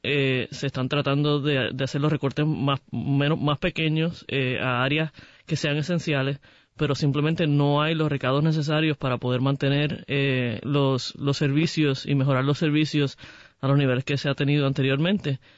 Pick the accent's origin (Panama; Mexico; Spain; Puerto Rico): Puerto Rico; Yo soy este, puertorriqueña, soy gay, soy muy orgullosa de mi identidad.